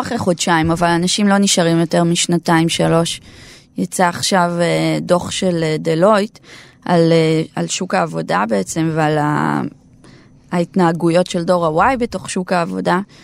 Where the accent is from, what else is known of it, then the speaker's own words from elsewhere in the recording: Nahariya, Northern District, Israel; אני מנהריה במקור